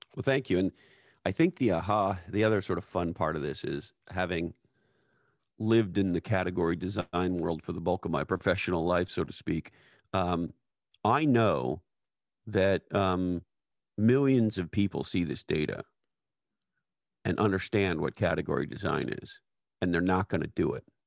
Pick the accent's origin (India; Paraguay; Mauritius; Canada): Canada; as a Canadian person